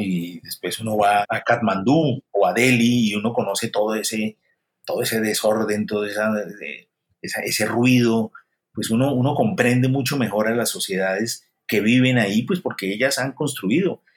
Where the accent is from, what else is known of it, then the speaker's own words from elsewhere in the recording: Colombia; moved away; also born or lived in Spain / Paris; yo como autor colombiano